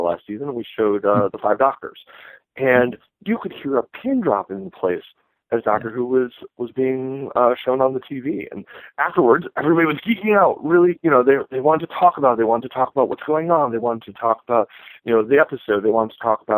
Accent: Detroit, Michigan, United States; now in Chicago, United States; growing up in the Detroit area

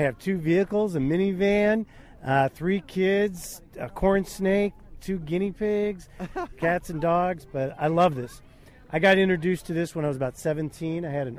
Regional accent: Skokie, Illinois, United States; Skokie, Illinois.

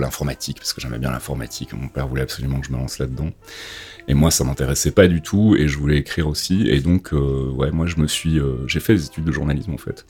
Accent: Belgium; moved away as an adult; now in France; je suis originaire de Belgique

